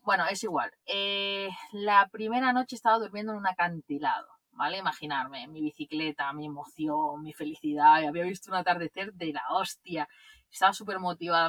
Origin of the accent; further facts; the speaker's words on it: Barcelona, Catalonia, Spain; alquilar un piso aquí en Barcelona, donde yo, de donde yo soy